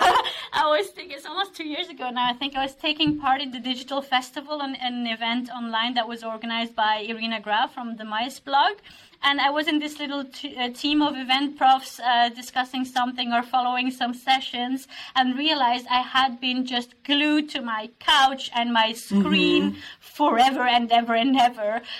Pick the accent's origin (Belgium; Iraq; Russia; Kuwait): Belgium; now in Norway; I'm originally from Belgium. I've been in Norway for 8 years, but I've lived and worked in 10 countries.